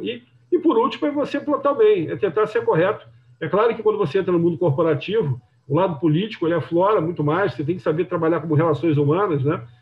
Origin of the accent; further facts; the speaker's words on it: Rio de Janeiro, Brazil; eu sou carioca